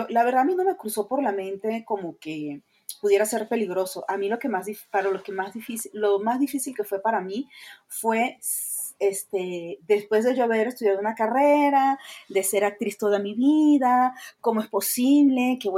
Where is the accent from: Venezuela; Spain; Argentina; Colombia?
Venezuela; moved away as an adult; now in Mexico City, Mexico; años viviendo en México, así que soy la venezolana más mexicana que hay.